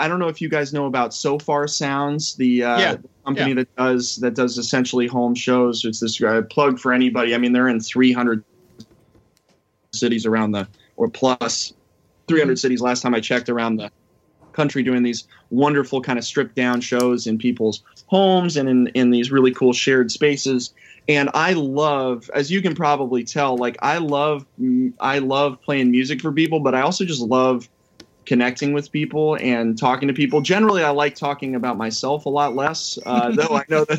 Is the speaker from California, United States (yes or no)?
yes; Bay Area, California, United States; moved away as an adult; I grew up in the Bay Area